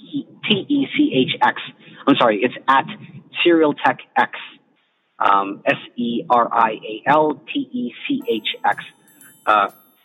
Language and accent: English; United States; as an American